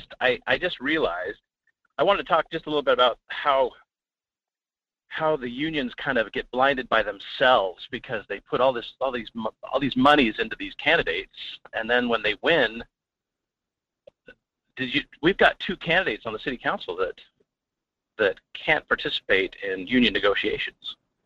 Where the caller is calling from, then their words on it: Fairbanks, Alaska, United States; from Fairbanks.